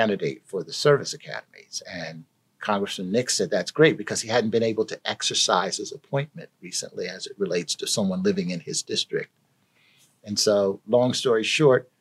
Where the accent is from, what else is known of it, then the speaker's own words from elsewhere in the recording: Philadelphia, Pennsylvania, United States; I was born and raised in North Philadelphia, not very far from where we're sitting right now.